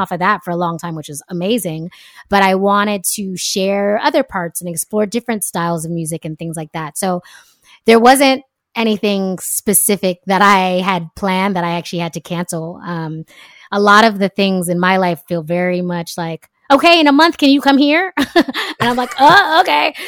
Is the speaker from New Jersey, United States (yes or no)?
no; California, United States; moved away as an adult; also born or lived in France / Jamaica; now in Brooklyn, United States; born and raised in California